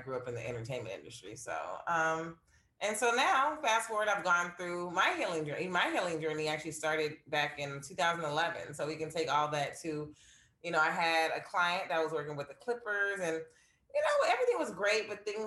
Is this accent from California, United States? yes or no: yes; Los Angeles, California, United States; Born and raised in California, like 3 generations here. So I literally am a unicorn in California, or Los Angeles, I should say.